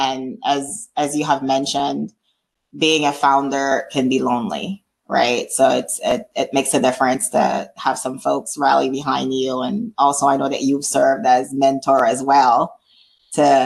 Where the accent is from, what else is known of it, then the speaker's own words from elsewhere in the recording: Florida, United States; now in Atlanta, United States; we're both Florida kids. We grew up in Florida